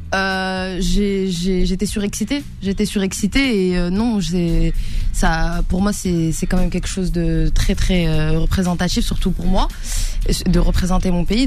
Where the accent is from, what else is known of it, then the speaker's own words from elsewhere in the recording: France; also born or lived in Casablanca, Morocco (family origin); je vis en France, j'ai grandi en France